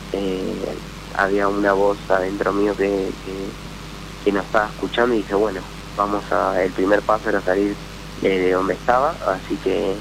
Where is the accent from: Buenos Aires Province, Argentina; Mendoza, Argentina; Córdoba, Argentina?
Buenos Aires Province, Argentina; Buenos Aires conurbano; moved away as an adult; now in Santa Cruz, Argentina; Soy de Buenos Aires